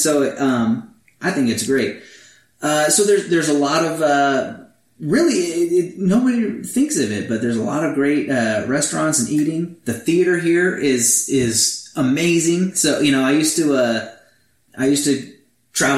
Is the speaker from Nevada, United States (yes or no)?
no; Alaska, United States; moved away as an adult; also born or lived in Azusa, California; now in Escondido, United States; I am from Alaska